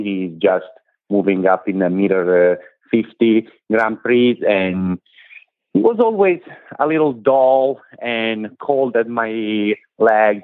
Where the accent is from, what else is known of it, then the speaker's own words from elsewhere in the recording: Italy; moved away as an adult; now in United States; I come from Italy. I am 41. I moved in this country 10 years ago